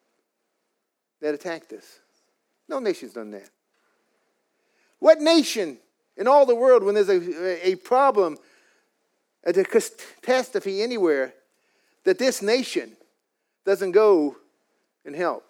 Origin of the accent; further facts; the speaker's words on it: United States; I'm an American with an Irish Indian heritage